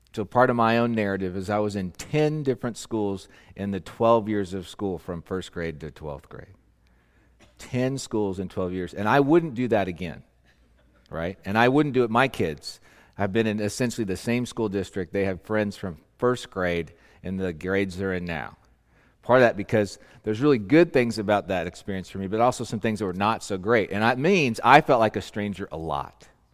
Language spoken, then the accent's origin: English; Southern California, United States; moved away; also born or lived in Annapolis, Maryland; I grew up in Southern California, but we spent two years in Annapolis, Maryland.